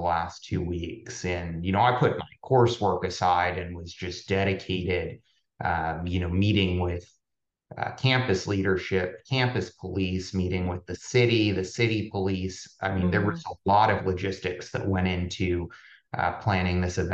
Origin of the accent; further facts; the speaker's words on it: Santa Monica, California, United States; moved away; also born or lived in Pittsburgh; I was born and raised outside of Los Angeles in Santa Monica, California, to New York Jewish parents